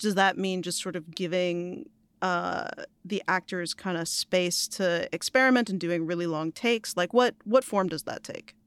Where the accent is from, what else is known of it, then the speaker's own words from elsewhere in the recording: New York, United States; As a New Yorker